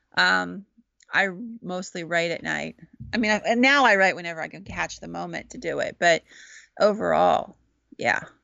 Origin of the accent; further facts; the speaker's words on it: Williamsburg, Pennsylvania, United States; accent: Central Pennsylvania; I'm from Williamsburg